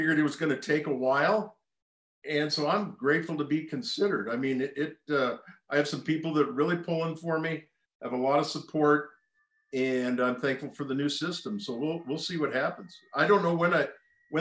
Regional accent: Portland, Oregon, United States; also born or lived in Bay Area, California; I born and raised in Portland, Oregon, but for two of those years, we were living in the Bay Area

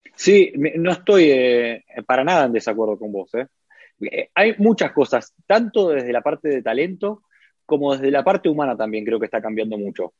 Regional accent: Buenos Aires, Argentina; moved away as an adult; also born or lived in Lauria, Italy; now in Italy; En Argentina hablo de Capital Federal, que yo soy de Capital.

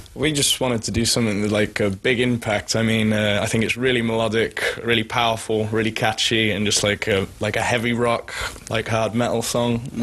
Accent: England, United Kingdom; moved away as an adult; now in Sweden; I'm English, but I'm living in Sweden now, so this is like my home country now

